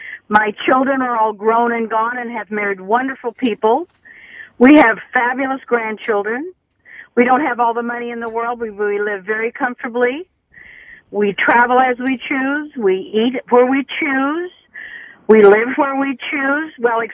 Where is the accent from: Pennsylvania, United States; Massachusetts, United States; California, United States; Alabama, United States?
California, United States; We're originally from California, and originally we lived in La Jolla for a while, but moved back here.